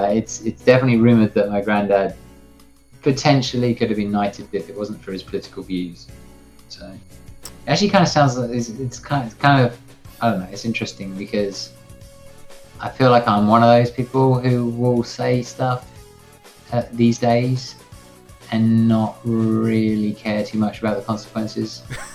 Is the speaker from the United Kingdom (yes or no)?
yes; England, United Kingdom; because I am English